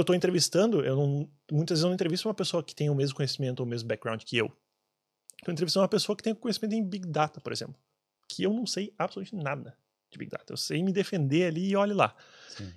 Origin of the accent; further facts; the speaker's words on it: Brazil; moved away; eu sendo brasileiro